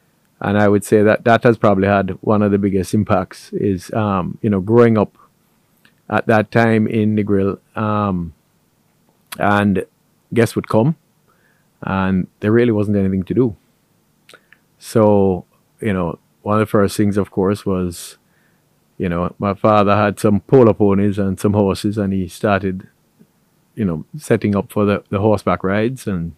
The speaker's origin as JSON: {"language": "English", "town": "Montego Bay", "region": "Saint James", "country": "Jamaica", "tie": "born or raised there", "said": "So Montego Bay has always been a tourism-centric. It was a town and it's become a city."}